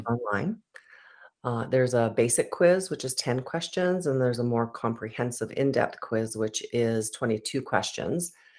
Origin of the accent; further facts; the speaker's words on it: Edmonton, Alberta, Canada; I was born in Edmonton, Alberta